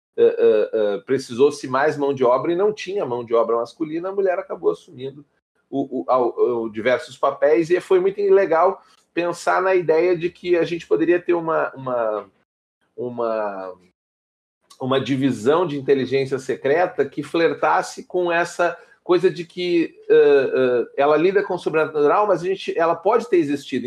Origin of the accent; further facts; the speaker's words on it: Porto Alegre, Rio Grande do Sul, Brazil; Um pequeno mancebo aqui no sul do país. Eu sou de Porto Alegre